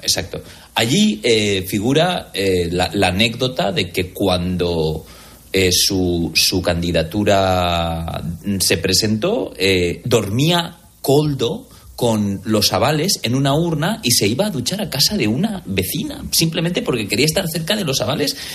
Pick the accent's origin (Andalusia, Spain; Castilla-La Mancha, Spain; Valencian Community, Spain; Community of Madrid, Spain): Valencian Community, Spain; Valencia; los que somos de Valencia